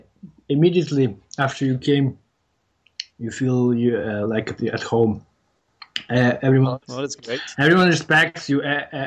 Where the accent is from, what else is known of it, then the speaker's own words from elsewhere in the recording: Ukraine; English is a second language; moved away as an adult; now in Denmark; I'm originally from Ukraine, but I have been living in Denmark for almost four years with my wife. And we plan to stay here permanently.